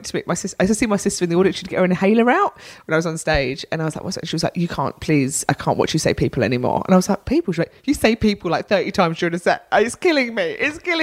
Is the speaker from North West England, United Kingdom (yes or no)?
no; London, United Kingdom; accent: Cockney; I'm quite Cockney, I'm from North London